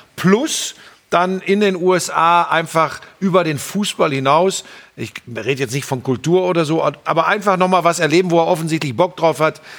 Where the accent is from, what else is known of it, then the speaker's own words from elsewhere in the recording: Hagen, North Rhine-Westphalia, Germany; Ich komme aus Hagen